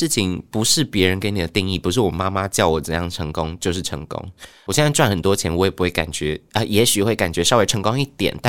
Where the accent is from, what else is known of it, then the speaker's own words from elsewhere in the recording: Tainan, Taiwan; moved away as an adult; 因为我妈妈要去厦门工作，嗯，她就想说，好，十八岁那我就放你自己去台北读大学哦。然后我台南人嘛，嗯，然后我们就在台南吃了